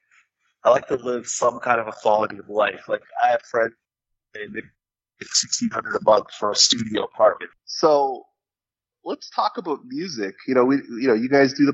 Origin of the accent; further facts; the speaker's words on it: Toronto, Ontario, Canada; moved away as an adult; also born or lived in Tallahassee / Miami / Bakersfield / Chicago; I'm from Toronto and born and raised my whole life.